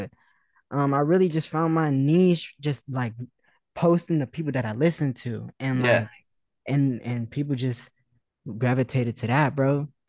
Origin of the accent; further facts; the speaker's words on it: Las Vegas, Nevada, United States; I'm from Vegas, bro. It's crazy because nobody really in this kind of space is from Vegas. I'm the only person that I know from Vegas.